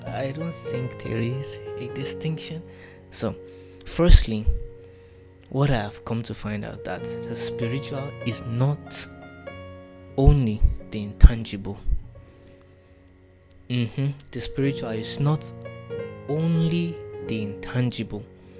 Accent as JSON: {"language": "English", "country": "Nigeria", "second_language": "English", "said": "So, forgive my accent, I'm a Yoruba boy, but I've watched too many movies."}